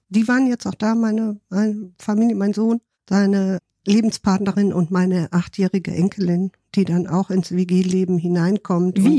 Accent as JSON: {"language": "German", "region": "Rhineland", "country": "Germany", "moved": "as an adult", "lives_now": "Hamburg, Germany", "said": "Ich komme aus dem Rheinland"}